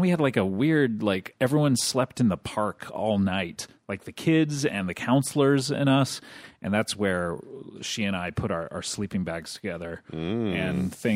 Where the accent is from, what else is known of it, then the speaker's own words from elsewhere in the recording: Orange County, California, United States; I grew up in Orange County